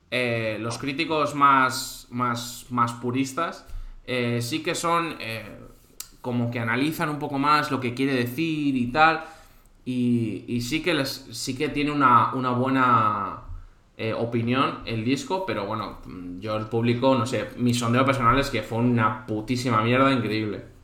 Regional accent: Cantabria, Spain; now in Valencia, Spain; yo mismo, que soy cántabro

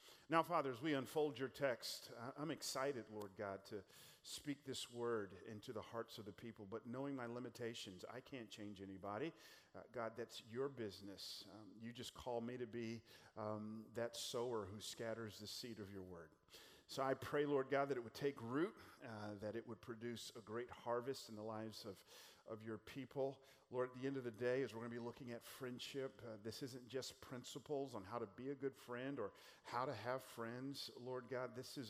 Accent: California, United States; Again, our family moved here a couple years ago from California. They say we're from Northern California, the Bay Area, but if you look at the map, that's actually Central California.

